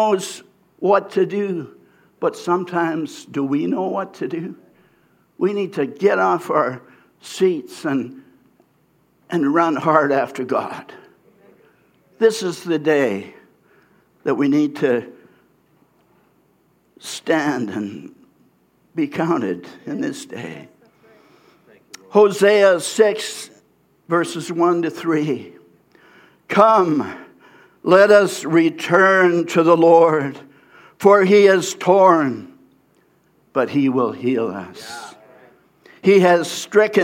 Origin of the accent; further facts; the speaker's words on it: Abbotsford, British Columbia, Canada; I was from the Abbotsford area